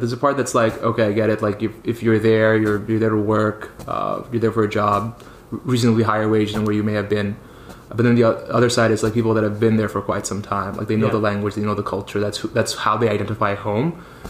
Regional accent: Dubai, United Arab Emirates; now in New York, United States; I spent quite a lot of time in Dubai. Was born and raised in New York, and then my family moved back to Dubai for a while. So I finished up high school there, decided to do my undergrad there, and then I moved back to New York.

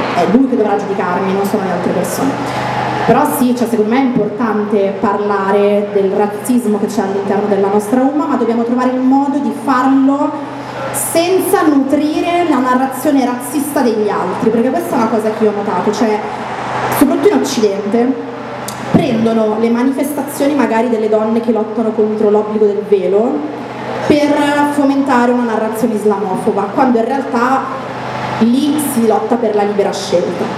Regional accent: Italy; noi siamo nati in Italia

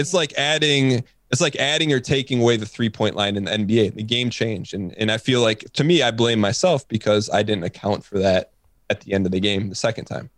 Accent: Michigan, United States; I'm from Michigan

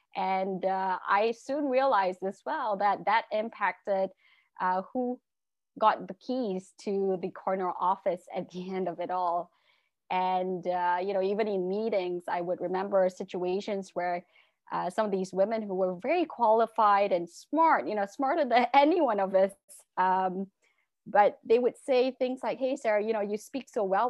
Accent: Malaysia; also born or lived in England; I'm originally from Malaysia and went to, uh, law school in England, came back to Malaysia

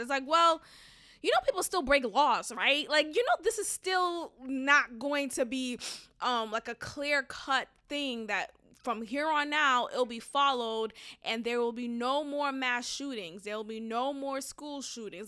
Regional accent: Boston, Massachusetts, United States; moved away as an adult; now in Houston, United States; growing up in Boston, um, with Haitian immigrant parents

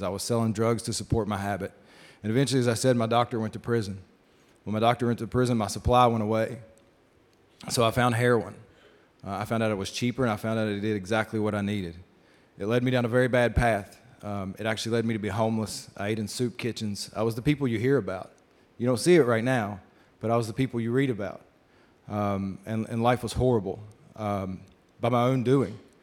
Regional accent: Shady Spring, West Virginia, United States; moved away as an adult; also born or lived in Knoxville, Tennessee; I was born in Shady Spring, West Virginia, not far from here outside of Beckley

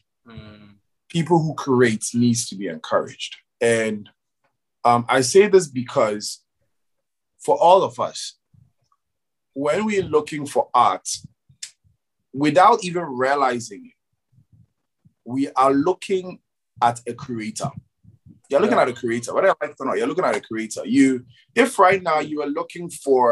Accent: Ghana; for me as a Ghanaian

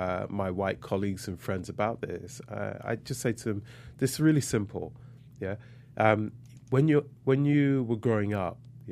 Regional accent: London, United Kingdom; also born or lived in Grenada; I was born in London.

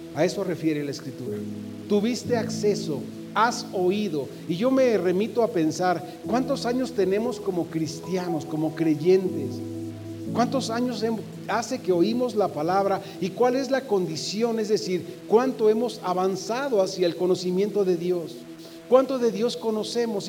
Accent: Mexico; todos los que somos mexicanos celebramos porque hemos nacido en la misma patria

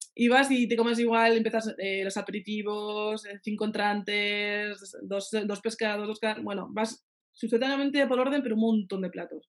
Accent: Pamplona, Navarre, Spain; moved away as an adult; also born or lived in France

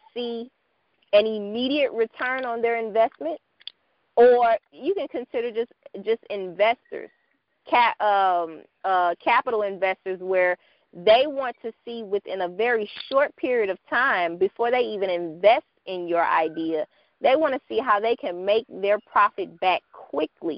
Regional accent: St. Louis, Missouri, United States; my hometown of St. Louis

